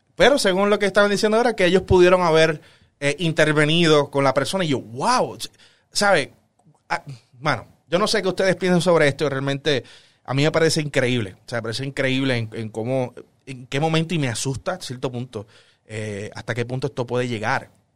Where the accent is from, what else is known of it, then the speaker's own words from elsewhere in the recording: Puerto Rico; nosotros somos puertorriqueños, vivimos en Puerto Rico